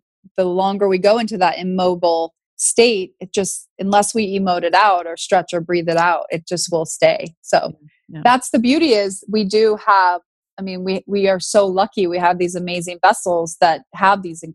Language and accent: English; Northern California, United States; I grew up in Northern California